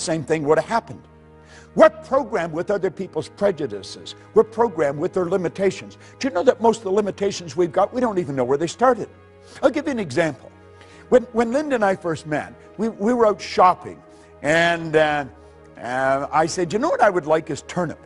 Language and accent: English; Northern Ontario, Canada; I was raised in Northern Ontario